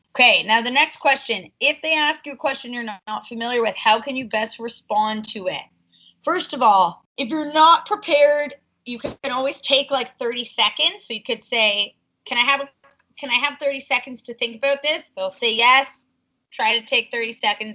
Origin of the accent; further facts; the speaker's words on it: Toronto, Ontario, Canada; born and raised in Toronto, I studied business